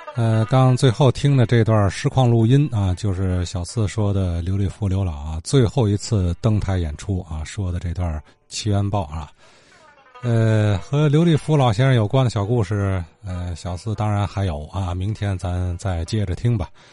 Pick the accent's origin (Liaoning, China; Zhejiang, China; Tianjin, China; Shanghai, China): Tianjin, China; 咱们天津话说呢，狗烧